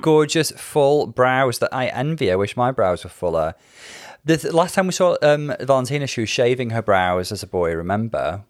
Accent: Welsh, Wales, United Kingdom; I don't think Welsh is my first language, actually, but I did grow up speaking Welsh and English

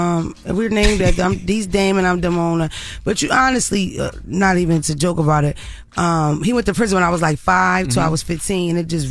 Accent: Philadelphia, Pennsylvania, United States; I'm from Philadelphia.

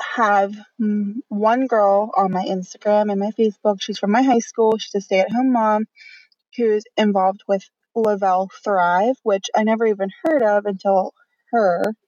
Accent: Pittsburgh, Pennsylvania, United States; I'm from Pittsburgh, PA

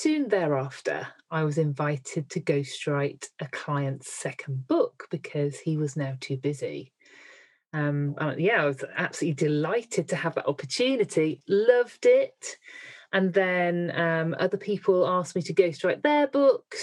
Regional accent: Midlands, United Kingdom; I'm from the Midlands

